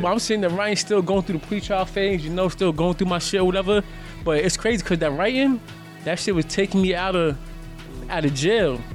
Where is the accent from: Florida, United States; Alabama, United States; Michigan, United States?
Alabama, United States; Birmingham; also born or lived in Yonkers, New York; I'm from Yonkers, but I was raised down south. I'm from a place called Birmingham, Alabama. But I was born in Yonkers though